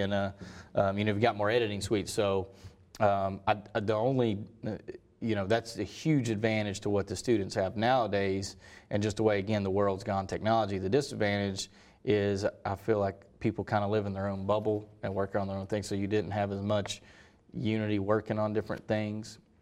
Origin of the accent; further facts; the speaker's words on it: Hendersonville, North Carolina, United States; moved away; originally from Hendersonville, North Carolina